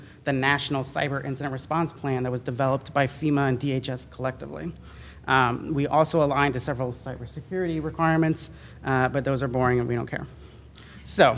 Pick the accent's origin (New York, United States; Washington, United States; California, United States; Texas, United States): New York, United States; I'm from New York